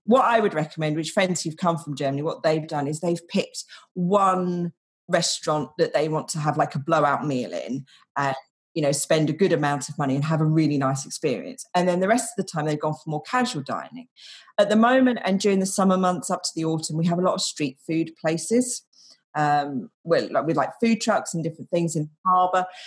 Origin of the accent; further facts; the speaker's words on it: United Kingdom; now in Denmark; I'm British